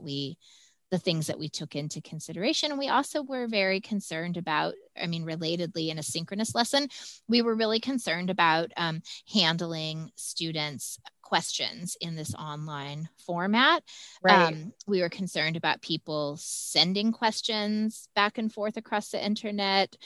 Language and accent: English; Texas, United States; I'm from Texas